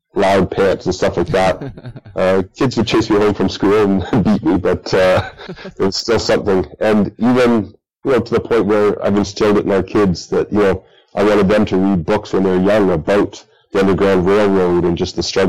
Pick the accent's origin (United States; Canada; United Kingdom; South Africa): Canada; Bradford, Ontario; growing up in Bradford, when I was younger